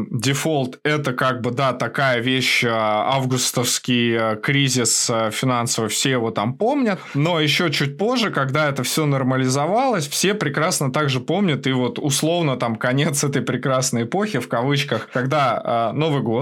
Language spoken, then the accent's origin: Russian; Russia; now in Ukraine; Я вообще э, родился и вырос в России, но волею судьбы, как бы, я там последние 10 лет живу в Украине.